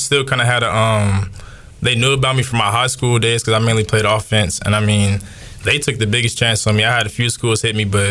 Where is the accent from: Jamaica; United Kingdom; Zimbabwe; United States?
United States; Charlotte, North Carolina; also born or lived in Oklahoma; I'm from Charlotte, North Carolina